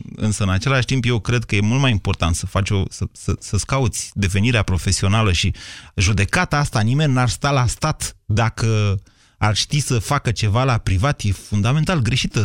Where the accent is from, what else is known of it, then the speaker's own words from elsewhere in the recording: Romania; suntem români și unii și alții